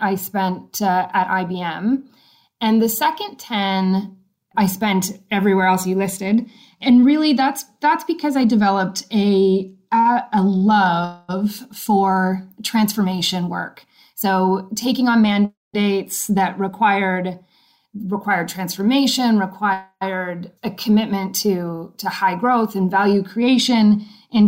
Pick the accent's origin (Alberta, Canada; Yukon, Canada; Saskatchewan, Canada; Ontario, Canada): Ontario, Canada; Belleville; I'm from Belleville, Ontario. And the first high school I attended was BCI, Belleville Collegiate Institute